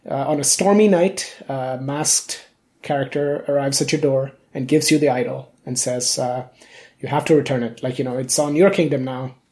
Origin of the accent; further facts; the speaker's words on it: India; I grew up in India. I was born there.